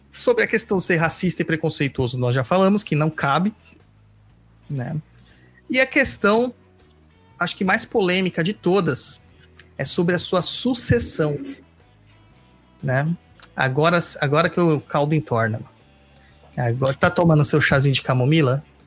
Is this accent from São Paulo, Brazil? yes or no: yes; São Paulo, Brazil; eu e o Luiz somos de São Mateus originalmente, né? Nós nascemos e crescemos